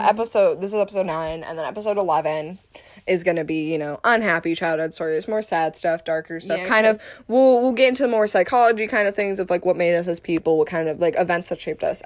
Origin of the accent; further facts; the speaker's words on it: Columbus, United States; moved away; I grew up in Columbus